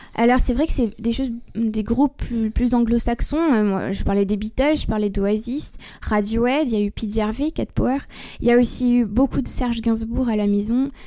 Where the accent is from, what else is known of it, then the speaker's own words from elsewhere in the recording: Bordeaux, Nouvelle-Aquitaine, France; je suis originaire de Bordeaux